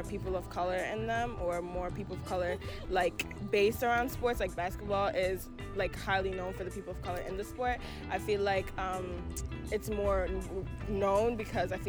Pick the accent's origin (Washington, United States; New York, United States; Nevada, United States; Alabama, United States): New York, United States; New York City; I'm from Bronx, New York